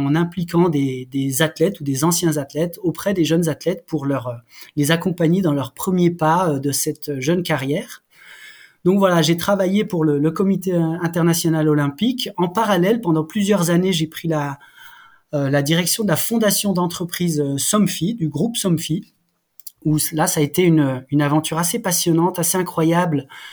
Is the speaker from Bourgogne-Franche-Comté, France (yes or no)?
yes; Haut-Doubs, Jura mountains, Bourgogne-Franche-Comté, France; je suis né dans le Jura, je suis un gamin des montagnes du Jura. Et euh, j'ai eu la chance de grandir euh, dans ce secteur du Haut-Doubs